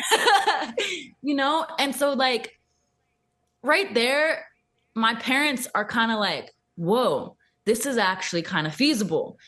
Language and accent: English; Thousand Oaks, California, United States; That's my hometown, Thousand Oaks.